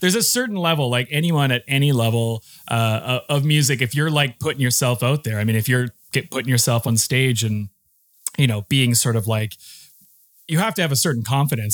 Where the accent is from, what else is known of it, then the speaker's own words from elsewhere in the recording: Saskatoon, Saskatchewan, Canada; growing up in a place like Saskatchewan when we were nineteen